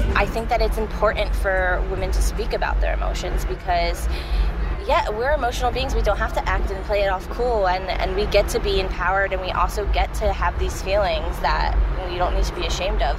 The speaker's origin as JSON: {"language": "English", "town": "Doylestown", "region": "Pennsylvania", "country": "United States", "tie": "born or raised there", "lives_now": "Philadelphia, United States", "said": "I grew up, so I grew up a little outside of Philly. It's a, it's like um, Doylestown area."}